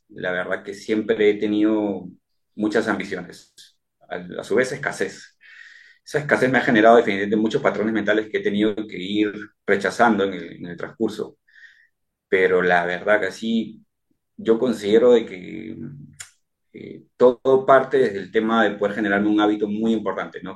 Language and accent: Spanish; Chincha Alta, Ica, Peru; now in Lima, Peru; Yo soy de provincia, eh, estoy, eh, yo soy de Chincha y vengo acá a Lima